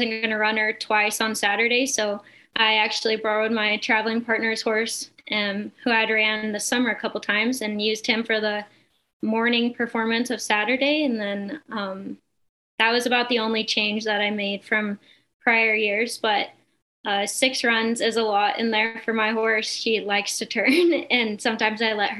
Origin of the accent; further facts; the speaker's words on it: Texas, United States; moved away as an adult; now in Ponoka, Canada; I'm originally from Texas. I moved to Canada full-time about 2 years ago